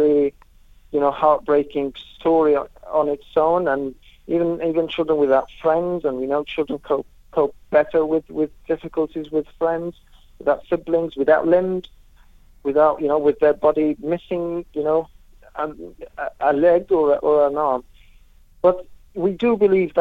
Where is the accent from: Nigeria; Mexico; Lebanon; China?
Lebanon; also born or lived in Syria; now in Jordan; I'm originally from Lebanon. I lived in Lebanon. I lived in Syria. I'm currently in Jordan